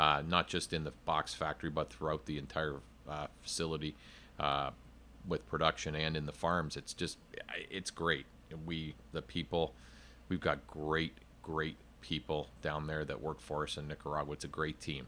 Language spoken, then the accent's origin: English; Canada; moved away; I'm originally from Canada